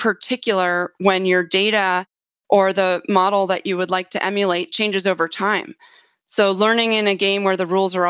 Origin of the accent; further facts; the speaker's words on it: New York City, New York, United States; I grew up in New York City